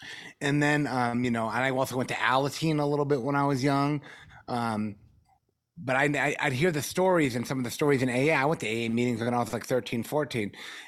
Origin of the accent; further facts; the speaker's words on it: Norfolk, Virginia, United States; born there; Well, I was born in 1974 in Norfolk, Virginia.